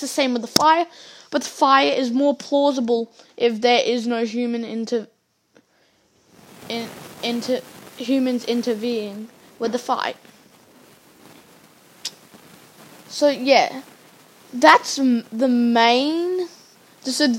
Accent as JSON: {"language": "English", "country": "Australia", "said": "I'm Australian"}